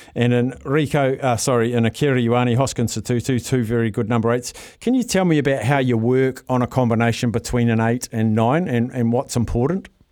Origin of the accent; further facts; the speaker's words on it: Palmerston North, Manawatū-Whanganui, New Zealand; my hometown of Palmerston North